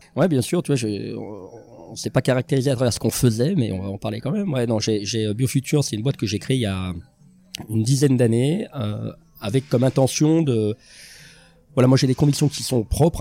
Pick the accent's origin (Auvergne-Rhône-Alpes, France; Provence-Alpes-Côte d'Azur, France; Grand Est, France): Auvergne-Rhône-Alpes, France; Lyon; j'ai grandi à Lyon